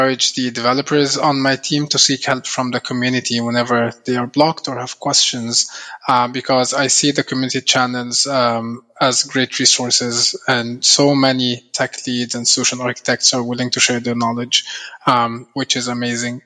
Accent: Egypt; moved away as an adult; also born or lived in Canada; I'm from Egypt. I used to live in Canada for the past 8 years, and I recently moved back home to Egypt a few months ago.

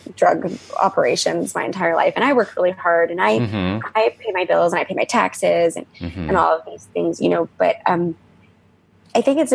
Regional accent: United States; as an American

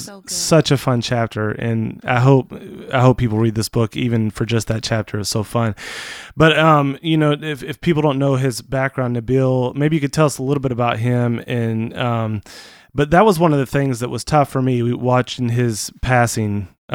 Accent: Portland, Oregon, United States; I'm from Portland. Enough said.

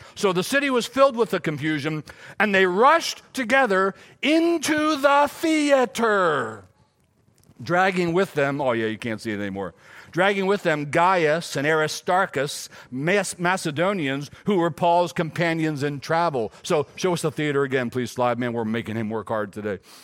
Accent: Silver Run, Maryland, United States; also born or lived in Gettysburg, Pennsylvania; I was born in Gettysburg, but raised in Silver Run, Maryland

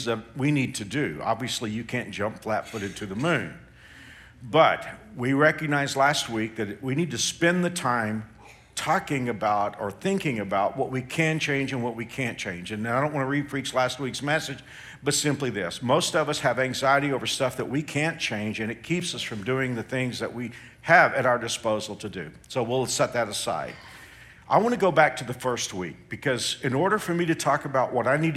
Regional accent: Texas, United States; moved away as an adult; now in Kansas, United States; growing up in Texas

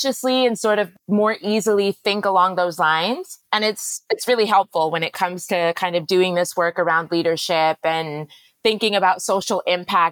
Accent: Canada; also born or lived in Middle East; now in Ghana; I was born in Canada, which meant that by that point, both of my parents had left Ghana

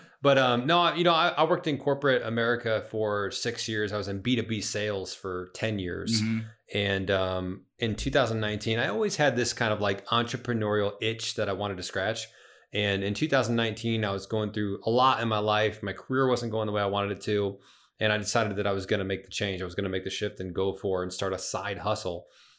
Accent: Springfield, Illinois, United States; now in St. Charles, United States; I live in St. Charles now, which is a western suburb of Chicago.

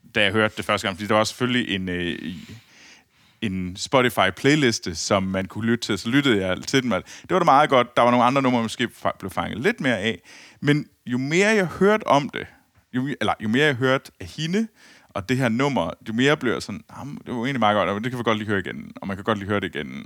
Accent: Herning, Central Denmark Region, Denmark; jeg kommer jo fra Herning

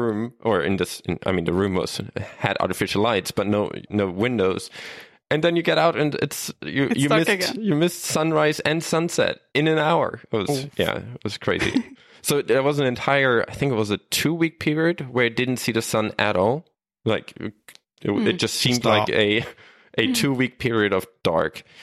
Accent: Germany; moved away as an adult; also born or lived in Sweden / Stockholm / Umeå; I'm from Germany

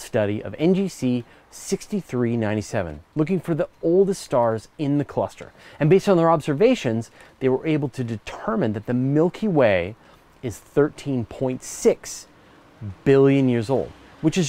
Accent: Canada; as a Canadian

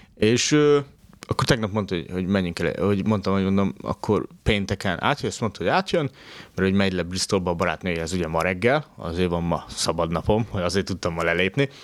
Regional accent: Tiszántúl, Hungary; moved away; én Tiszántúli gyerek vagyok

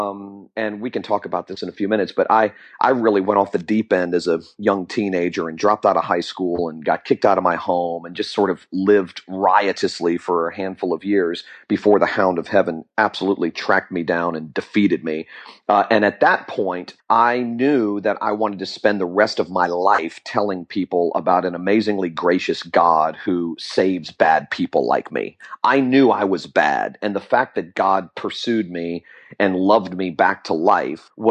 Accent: Fort Lauderdale, Florida, United States; also born or lived in Jacksonville, Florida; I'm a Florida native. I was born in Jacksonville, Florida, and raised in Fort Lauderdale, Florida.

